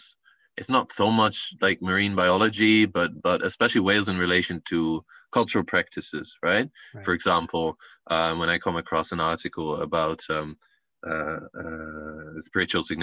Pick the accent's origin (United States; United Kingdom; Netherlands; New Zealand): Netherlands; northern Netherlands; I grew up in the countryside in the Netherlands